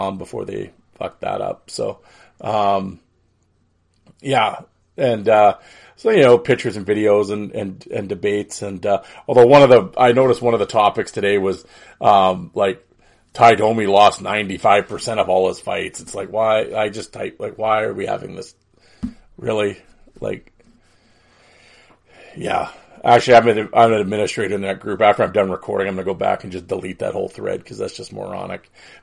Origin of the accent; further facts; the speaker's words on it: Saskatoon, Saskatchewan, Canada; We grew up together in Saskatoon